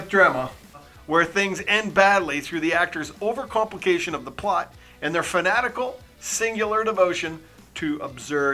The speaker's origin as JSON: {"language": "English", "country": "Canada", "said": "As a Canadian"}